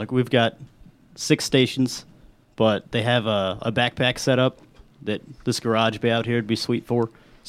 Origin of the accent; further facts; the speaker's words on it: Rogersville, United States; Yeah, we're all from Rogersville.